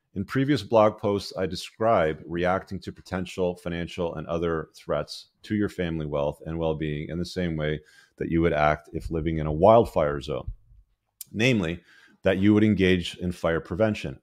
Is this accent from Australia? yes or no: no; Canada; my home country of Canada